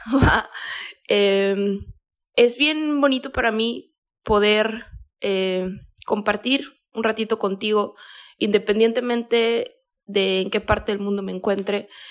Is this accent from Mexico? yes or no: yes; Mexico; yo soy de México